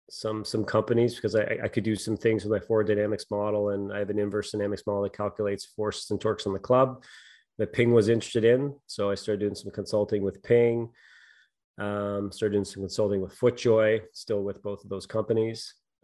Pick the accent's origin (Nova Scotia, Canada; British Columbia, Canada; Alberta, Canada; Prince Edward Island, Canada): Prince Edward Island, Canada; Montague; I grew up in on Prince Edward Island, Montague, PEI.